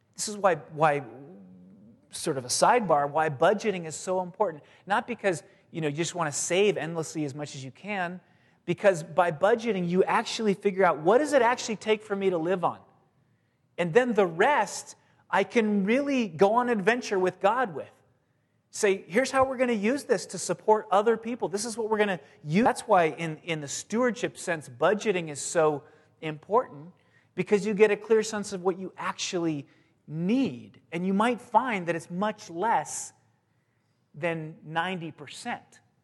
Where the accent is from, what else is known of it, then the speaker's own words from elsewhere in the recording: San Diego, California, United States; moved away; I grew up in San Diego, and I went to the beach all the time, and my parents still live there